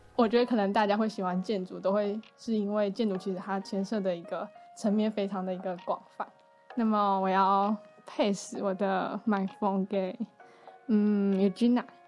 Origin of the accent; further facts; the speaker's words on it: Taiwan; moved away as an adult; now in Beijing, China; 我是来自台湾，然后现在在北京读学士